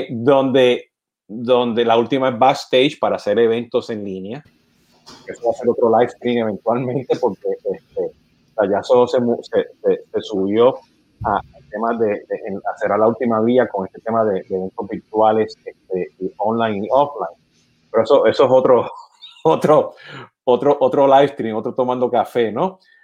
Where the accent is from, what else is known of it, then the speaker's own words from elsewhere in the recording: Puerto Rico; now in United States; yo siendo puertorriqueño